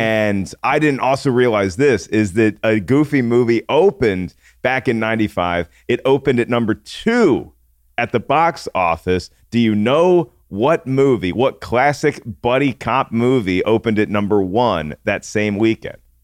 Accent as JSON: {"language": "English", "town": "Williamsburg", "region": "Virginia", "country": "United States", "tie": "born or raised there", "moved": "yes", "said": "I grew up in Colonial Williamsburg for a time"}